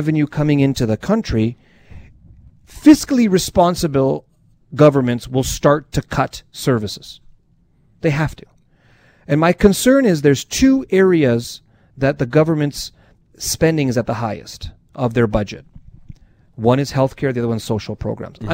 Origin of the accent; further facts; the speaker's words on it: Canada; I'm Canadian